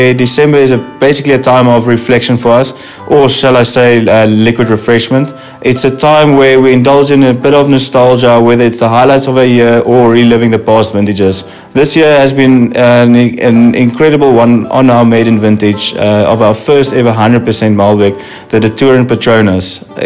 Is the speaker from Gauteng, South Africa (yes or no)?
no; Stellenbosch, Western Cape, South Africa; all the way from Stellenbosch, South Africa. Being proudly South African